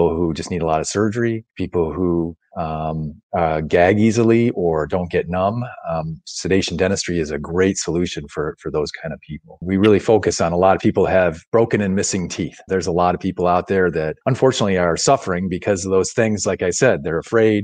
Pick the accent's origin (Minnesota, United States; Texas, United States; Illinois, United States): Illinois, United States; Wheaton; also born or lived in Rushville, Illinois; I grew up in Wheaton, Illinois, up in the west suburbs